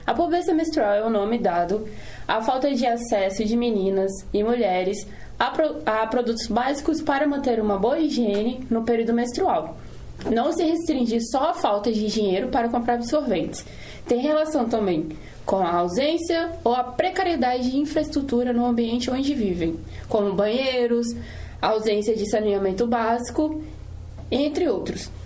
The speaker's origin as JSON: {"language": "Portuguese", "town": "Serra", "region": "Espírito Santo", "country": "Brazil", "said": "moradora da Serra"}